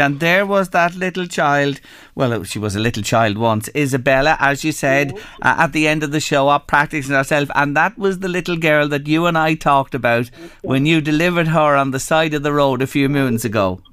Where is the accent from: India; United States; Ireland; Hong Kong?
Ireland; Drogheda, Leinster; I grew up on the North Road in Drogheda